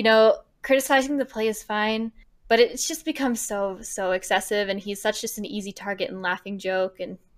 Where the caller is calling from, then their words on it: Vancouver, British Columbia, Canada; Vancouver, Canada.